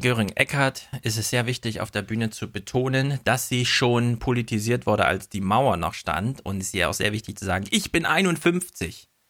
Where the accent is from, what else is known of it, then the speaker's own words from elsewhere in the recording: Thuringia, Germany; moved away as an adult; also born or lived in North Rhine-Westphalia; now in Frankfurt, Germany; ich komme ja aus Thüringen, habe in NRW studiert